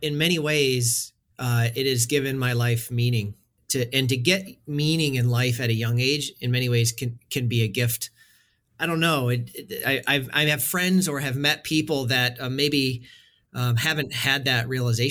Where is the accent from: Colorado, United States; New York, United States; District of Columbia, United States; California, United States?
New York, United States; Western; I grew up in Western New York in a town of about 20,000 people, born and raised